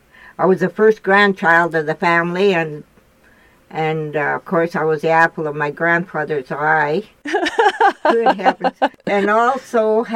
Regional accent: Roche Percée, Saskatchewan, Canada; I grew up in the Roche Percée, Saskatchewan, down by the American border, and my grandfather and grandmother raised me. And because my dad went to war, I was born 2 days after the Second World War

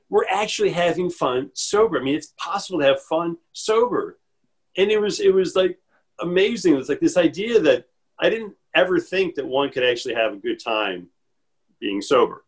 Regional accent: Chicago, Illinois, United States; I'm from the Midwest. I was born and raised in Chicago

